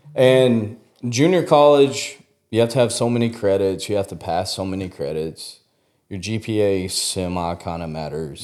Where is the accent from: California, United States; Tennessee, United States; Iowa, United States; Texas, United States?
Texas, United States; West; I grew up out in West Texas